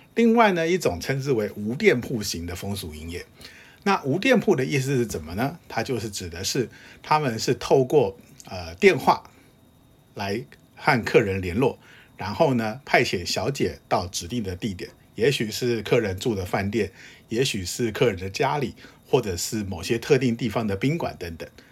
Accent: Taiwan; 明白地表示我是台湾来的， 我会说日语

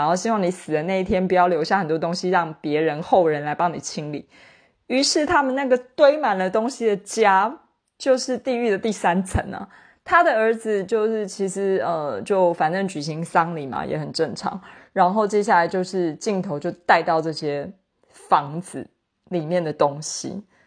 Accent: Taiwan; 身为台湾人，因为我们是一个老龄社会嘛，就是比如说像我住在台北市

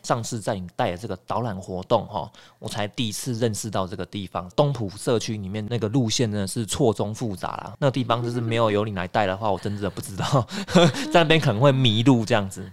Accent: Nantou County, Taiwan; 我们南投人

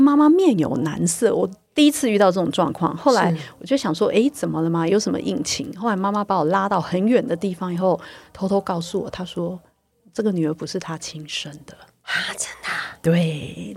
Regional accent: Taiwan; 我们台湾人的善良

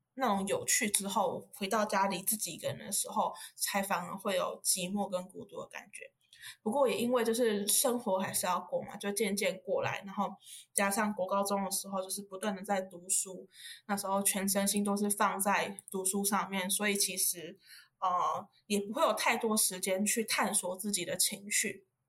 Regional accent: Yunlin County, Taiwan; moved away as an adult; now in Taipei, Taiwan; 目前就读台大社工二年级，然后我是云林人，北漂的小孩

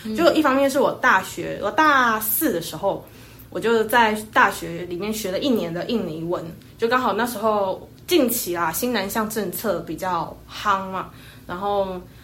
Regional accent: Taiwan; 我们台湾人

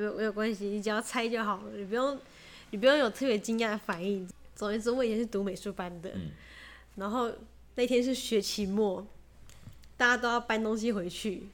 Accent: Taiwan; 跟我这种来，从台湾来的人一样

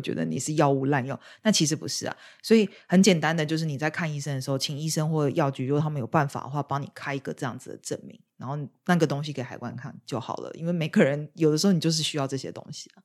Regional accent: Taiwan; now in United Kingdom; 让我从台湾来的我也觉得很无法接受

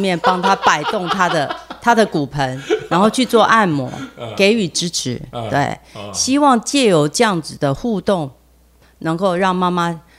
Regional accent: Taiwan; 他先生是以色列人，嗯，那那老婆是我们台湾人

